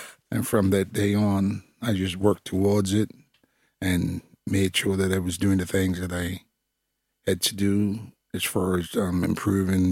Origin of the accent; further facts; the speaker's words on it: Bermuda; moved away; I'm from Bermuda, former West Ham United football player